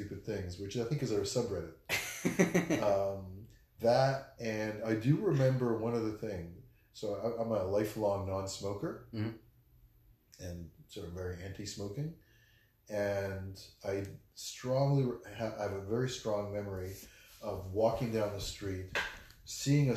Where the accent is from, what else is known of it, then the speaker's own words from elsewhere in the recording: Montreal, Quebec, Canada; also born or lived in Tel Aviv, Israel / Ramat Gan, Israel; now in Washington, D.C., United States; I live in DC, born in Tel Aviv, raised in Montreal.